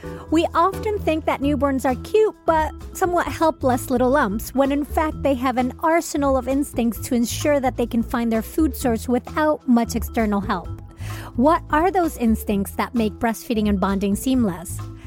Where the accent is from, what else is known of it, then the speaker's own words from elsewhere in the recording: Venezuela; moved away; I'm originally from Venezuela.